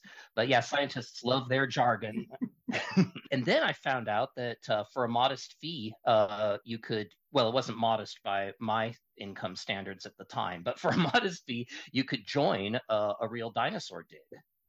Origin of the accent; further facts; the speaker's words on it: Seattle, Washington, United States; now in Casper, United States; Well, I was born in Seattle, Washington, or greater Ketchikan.